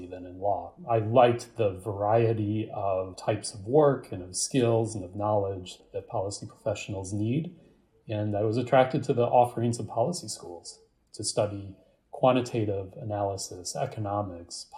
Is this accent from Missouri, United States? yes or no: yes; St. Louis, Missouri, United States; moved away as an adult; also born or lived in East Coast; I grew up in the United States, in St. Louis, Missouri, in the middle of the country, and moved to the East Coast to attend university